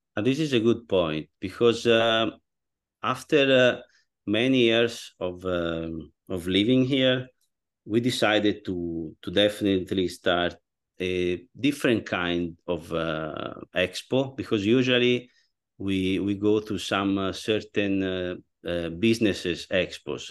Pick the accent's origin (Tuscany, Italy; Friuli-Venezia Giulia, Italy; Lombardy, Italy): Tuscany, Italy; Florence; accent: Florentine; moved away as an adult; now in Pasadena, United States; I'm definitely from Florence